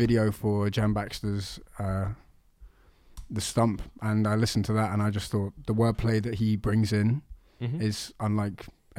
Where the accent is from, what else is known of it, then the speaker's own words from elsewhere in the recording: Pimlico, London, United Kingdom; No, I'm originally from Pimlico.